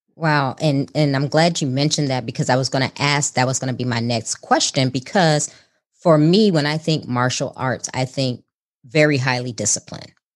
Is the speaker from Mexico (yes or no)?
no; Chicago, Illinois, United States; moved away; I'm originally from Chicago